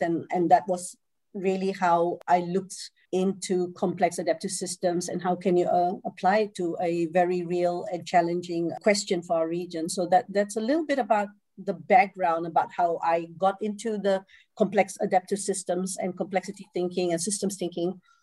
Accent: Singapore; moved away as an adult; also born or lived in Malaysia; now in Netherlands; I come originally from uh, Singapore. I grew up in Singapore I'm, I, and I um, was born in Malaysia.

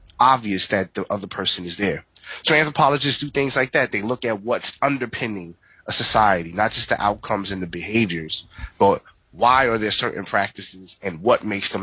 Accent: New York City, New York, United States; I was born and raised in the Bronx, New York

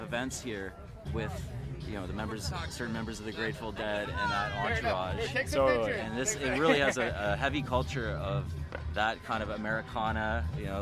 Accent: Canada; as a Canadian

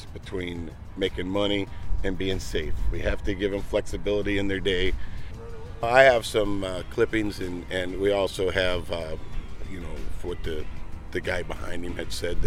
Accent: Toledo, Ohio, United States; I'm from Toledo, Ohio

